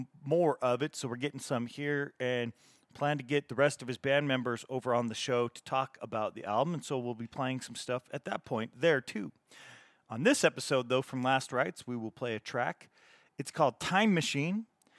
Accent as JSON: {"language": "English", "town": "Salt Lake City", "region": "Utah", "country": "United States", "tie": "born or raised there", "said": "my hometown here in Salt Lake City"}